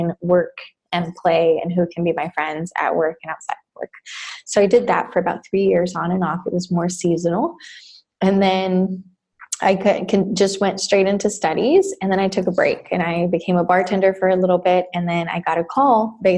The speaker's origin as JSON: {"language": "English", "country": "Costa Rica", "tie": "born or raised there", "also_born_or_lived": "Texas", "moved": "as an adult", "lives_now": "United States", "said": "I was born in Texas and I grew up in Costa Rica for 18 years."}